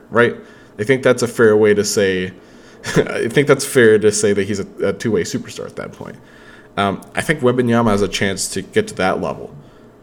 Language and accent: English; Spartanburg, South Carolina, United States; I grew up in Spartanburg, South Carolina.